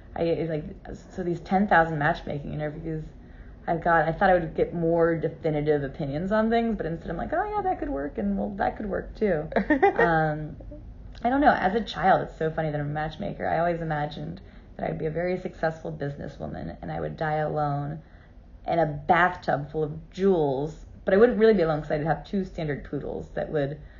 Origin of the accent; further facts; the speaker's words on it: Cape Canaveral, Florida, United States; I was raised in Cape Canaveral, Florida.